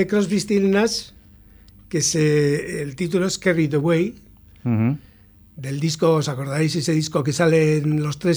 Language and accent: Spanish; La Arboleda, Basque Country, Spain; Soy adoptivo porque yo soy de la Arboleda.